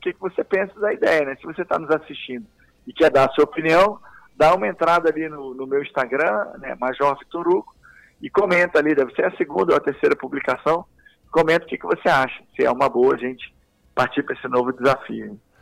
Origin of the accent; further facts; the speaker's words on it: Rio de Janeiro, Brazil; accent: meio carioca; moved away as an adult; also born or lived in Salvador, Bahia; now in Goiás, Brazil; Então eu fui criado no Rio de Janeiro, infância, adolescência, início da idade adulta, foi tudo ali no Rio